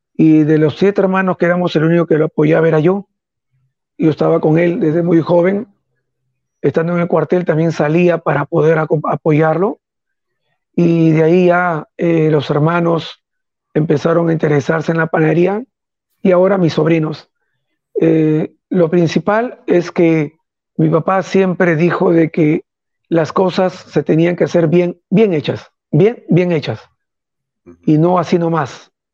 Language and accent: Spanish; Peru; soy un peruano que está acostumbrado a servir a todos